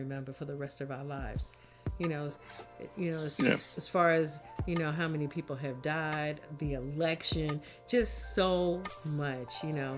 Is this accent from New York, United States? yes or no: yes; New York, United States; I'm a New Yorker.